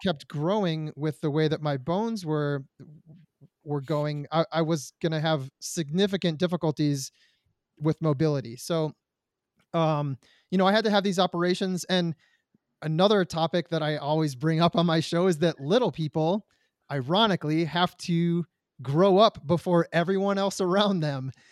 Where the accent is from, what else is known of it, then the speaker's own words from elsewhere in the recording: Detroit, Michigan, United States; I was born in Detroit, Michigan